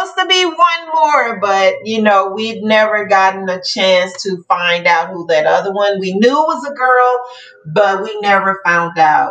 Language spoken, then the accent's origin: English; Dallas, Texas, United States; also born or lived in West Memphis, Arkansas; I was born in West Memphis, Arkansas. I grew up in Dallas, Texas